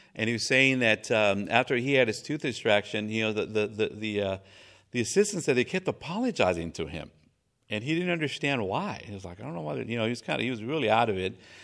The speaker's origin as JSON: {"language": "English", "country": "Mexico", "tie": "born or raised there", "moved": "yes", "said": "I was raised in Mexico"}